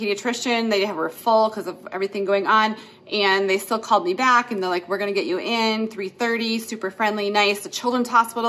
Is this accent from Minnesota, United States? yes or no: yes; Minneapolis, Minnesota, United States; moved away as an adult; now in Colorado Springs, United States; I grew up in Minneapolis, St. Paul, in a suburb.